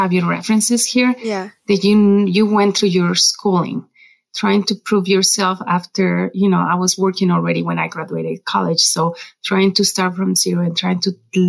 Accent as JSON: {"language": "English", "country": "Mexico", "second_language": "English", "moved": "as an adult", "lives_now": "Colorado, United States", "said": "I'm from Mexico. English was my, I studied English in high school and college"}